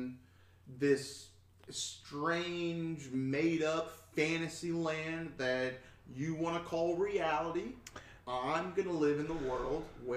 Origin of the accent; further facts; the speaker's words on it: United States; I'm an American